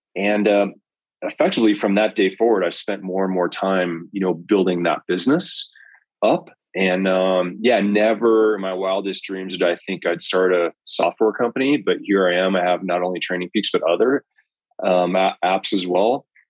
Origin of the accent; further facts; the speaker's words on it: Colorado, United States; also born or lived in Belgium; I grew up here in Colorado